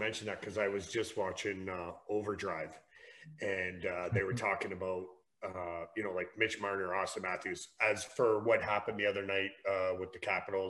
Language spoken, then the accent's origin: English; Essex, Ontario, Canada; growing up in Essex in the 80s